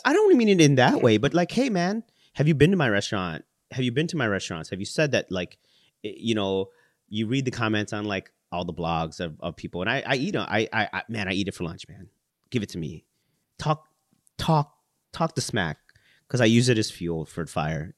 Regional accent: Chicago, Illinois, United States; I was born in Chicago. My parents are from the Philippines.

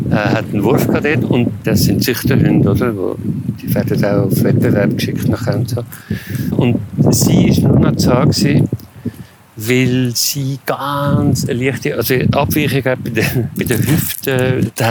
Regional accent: Salzburg, Austria; ich bin auf dem Land aufgewachsen und ich bin immer in der Natur gewesen, im Waldhaus und Salzburg.

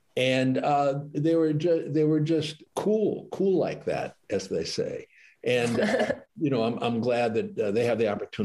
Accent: Detroit, Michigan, United States; born or raised there

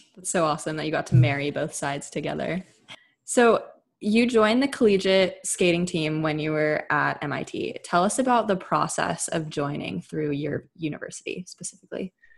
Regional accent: Bay Area, California, United States; we're both from the Bay Area. We grew up skating around each other.

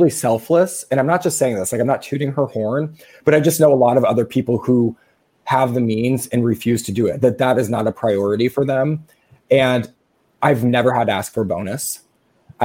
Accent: Midwest, United States; I'm from the Midwest

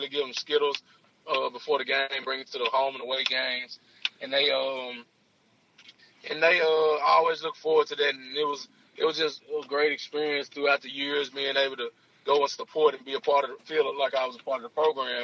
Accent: Jackson, Mississippi, United States; I'm from Jackson, Mississippi. I graduated from Provine High School. I went to Northwest Jackson Middle School.

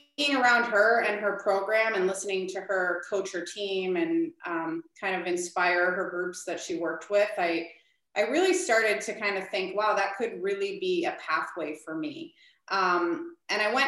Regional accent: Midwest, United States; also born or lived in Minnesota; now in Chicago, United States; I'm originally from the Midwest

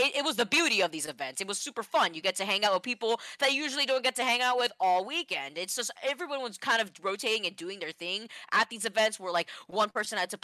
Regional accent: Florida, United States; I'm from Florida

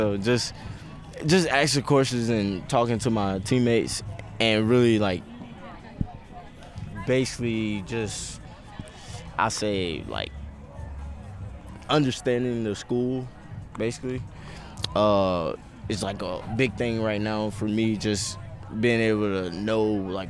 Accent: Florida, United States; I was always, like, an East Coast guy because I'm from Florida.

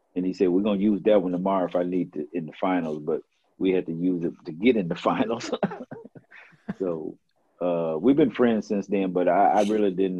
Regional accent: Dallas, Texas, United States; my hometown i grew up here

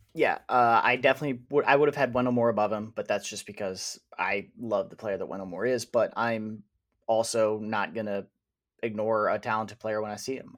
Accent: Wisconsin, United States; now in Indiana, United States; I am originally from Wisconsin

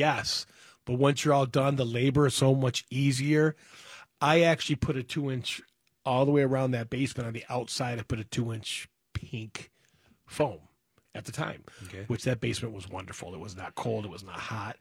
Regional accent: Berkley, Michigan, United States; I grew up in Berkeley, Mile and Coolidge, in a 1,100-square-foot, 3-bedroom, 1-bathroom, 7 people

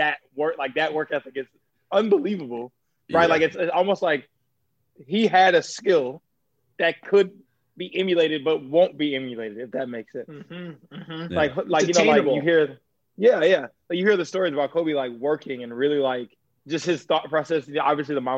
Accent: Australia; I'm Australian

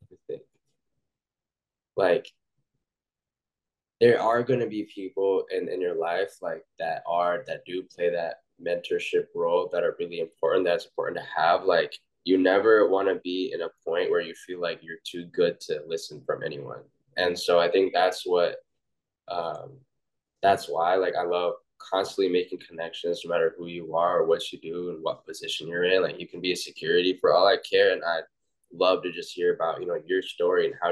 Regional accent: Oklahoma, United States; I'm from Oklahoma

